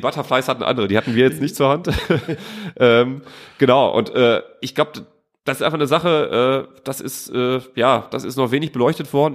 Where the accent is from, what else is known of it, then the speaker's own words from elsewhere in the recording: Duisburg, North Rhine-Westphalia, Germany; von äh, Duisburg-Walsum